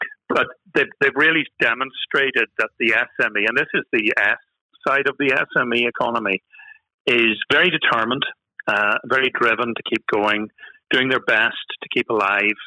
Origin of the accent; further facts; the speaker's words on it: Northern Ireland, United Kingdom; accent: Northern Irish; I'm based, as you can possibly tell from my accent, I'm in Northern Ireland